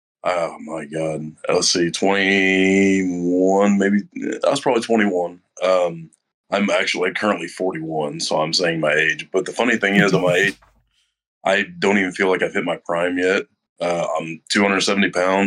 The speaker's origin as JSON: {"language": "English", "region": "Southern Illinois", "country": "United States", "also_born_or_lived": "Vincennes, Indiana", "moved": "as an adult", "lives_now": "near Owensboro, Kentucky, United States", "said": "I'm originally from Southern Illinois"}